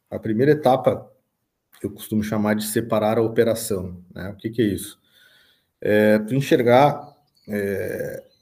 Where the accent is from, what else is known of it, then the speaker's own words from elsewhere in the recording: São Gabriel, Rio Grande do Sul, Brazil; Eu sou natural de São Gabriel, tenho 37 anos e estou há 10 anos à frente aí da Labernache Agricultura e Pecuária.